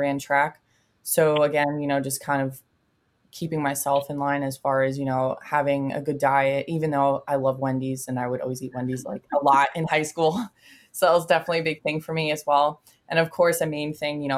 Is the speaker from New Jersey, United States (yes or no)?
yes; New Jersey, United States; I'm from New Jersey